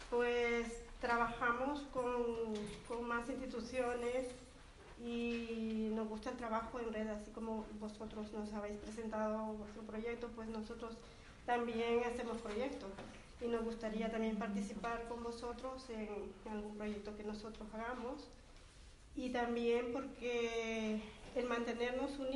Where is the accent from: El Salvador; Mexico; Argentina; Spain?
El Salvador; Y bueno, el vivir ahí eh, también me ha aportado a mí, como, salvadoreña, eh, conocerlos más y, aprender vuestras costumbres